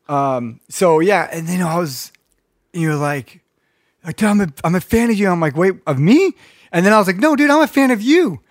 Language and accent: English; Redondo Beach, California, United States; I grew up in North Redondo too